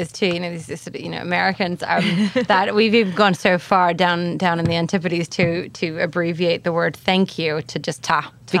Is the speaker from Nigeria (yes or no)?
no; New Zealand; now in New York, United States; I grew up in New Zealand